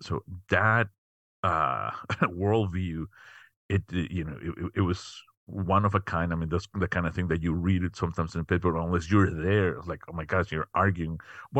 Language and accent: English; Mexico City, Mexico; moved away as an adult; now in United States; was born and raised in Mexico City. Came to the U.S. quite a while ago. To get my undergrad.